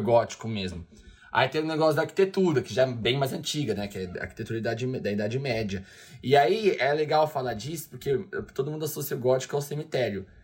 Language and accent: Portuguese; São Paulo, Brazil; ela é daqui da minha terra, né? Da Leste